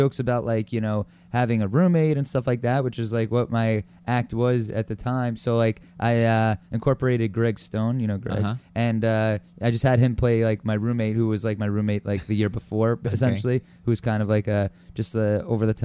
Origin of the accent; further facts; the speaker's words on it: Long Island, New York, United States; I grew up in Long Island